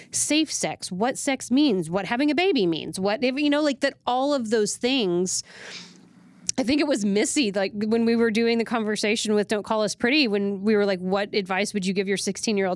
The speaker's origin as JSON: {"language": "English", "region": "Texas", "country": "United States", "said": "definitely as a taxpaying American and as a Texan is unbelievable acceptable"}